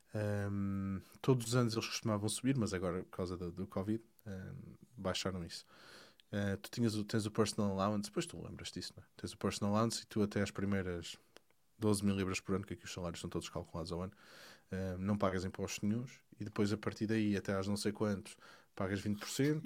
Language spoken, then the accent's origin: Portuguese; Portugal; moved away; eu sou, eu sou português, estou cá fora